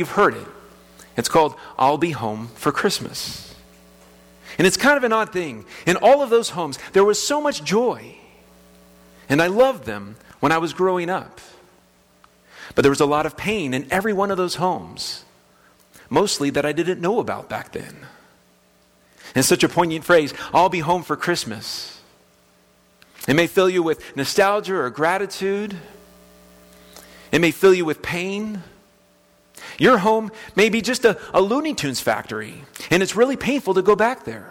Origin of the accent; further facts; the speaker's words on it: West Palm Beach, Florida, United States; moved away as an adult; now in Kansas, United States; the house that I grew up in West Palm Beach, Florida, on Stratford